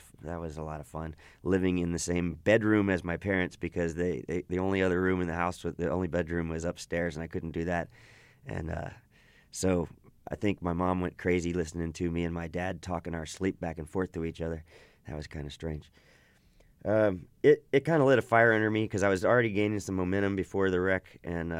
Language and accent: English; Austin, Texas, United States; I grew up in and around Austin all my life